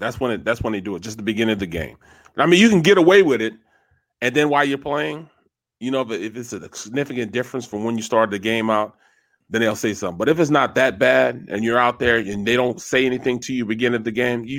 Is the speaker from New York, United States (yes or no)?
no; St. Louis, Missouri, United States; moved away as an adult; now in Philadelphia, United States; I'm from St. Louis, a big Cardinals fan growing up.